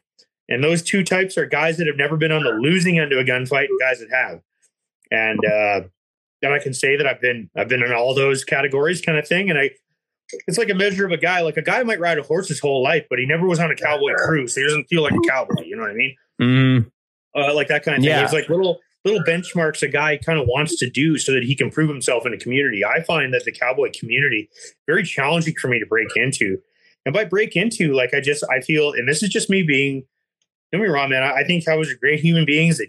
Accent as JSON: {"language": "English", "region": "Ontario", "country": "Canada", "tie": "born or raised there", "said": "And I don't know much about it in Alberta or BC because I grew up in Ontario"}